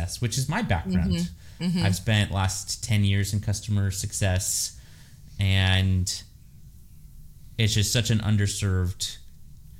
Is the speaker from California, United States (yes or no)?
yes; California, United States; I'm born and raised in California